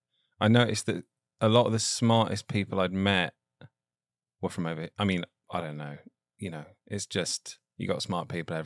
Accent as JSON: {"language": "English", "region": "England", "country": "United Kingdom", "moved": "yes", "lives_now": "United States", "said": "I'm from England"}